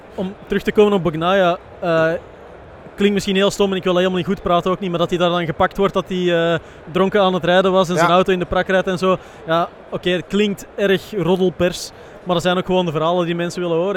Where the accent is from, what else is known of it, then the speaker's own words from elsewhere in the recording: Belgium; wij als Belgen